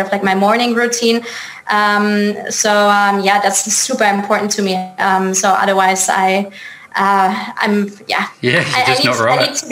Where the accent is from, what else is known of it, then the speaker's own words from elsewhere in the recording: Munich, Bavaria, Germany; So I'm originally from Germany. So right now I'm based in Munich in Germany. I'm originally from Munich as well